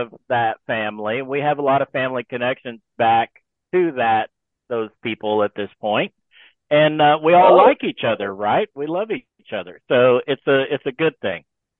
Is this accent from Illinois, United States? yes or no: no; Texas, United States; born there; also born or lived in Missouri; I lived in Missouri a good number of years of my life. I was born in Texas, and I'll die in Texas.